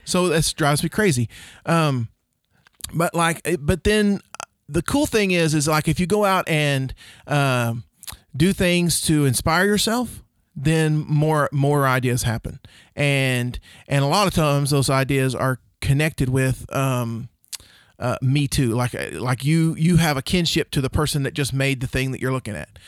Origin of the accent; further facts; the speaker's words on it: Oklahoma, United States; also born or lived in Rush Springs, Oklahoma / Duncan, Oklahoma / Bray, Oklahoma; we moved from Rush Springs, Oklahoma to Duncan, Oklahoma